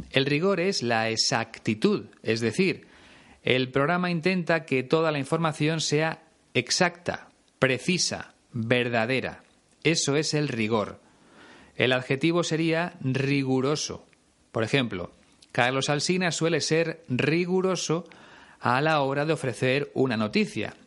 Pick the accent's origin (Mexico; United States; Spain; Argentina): Spain